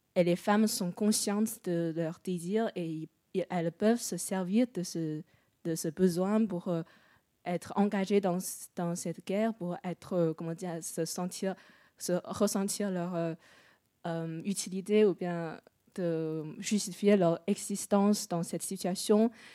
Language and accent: French; China; moved away; je suis chinoise.